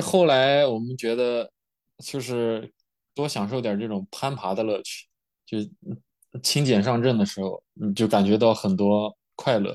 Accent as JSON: {"language": "Chinese", "town": "Yulin", "region": "Shaanxi", "country": "China", "tie": "born or raised there", "also_born_or_lived": "Bozeman, Montana, United States", "moved": "as an adult", "lives_now": "California, United States", "said": "我们老家是榆林的嘛"}